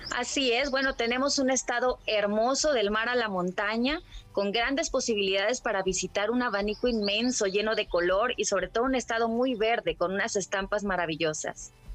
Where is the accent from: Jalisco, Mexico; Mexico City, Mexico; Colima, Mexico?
Colima, Mexico; nuestro bello estado